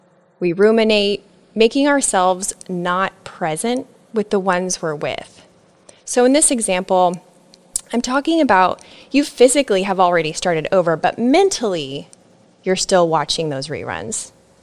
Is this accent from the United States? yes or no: yes; Nebraska, United States; now in Florida, United States; I pruned friends, relationships, and even my home state. I moved from Nebraska to Florida.